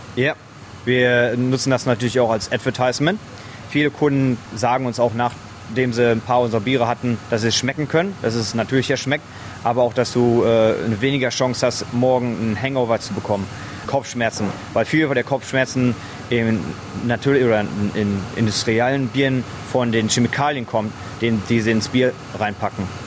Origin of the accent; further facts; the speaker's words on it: Germany; moved away as an adult; also born or lived in New Zealand; now in Lancefield, Australia; als Deutscher